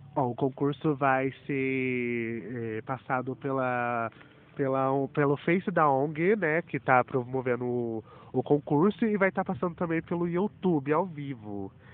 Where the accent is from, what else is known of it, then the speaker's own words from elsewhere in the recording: Batatais, São Paulo, Brazil; sou da cidade de Batatais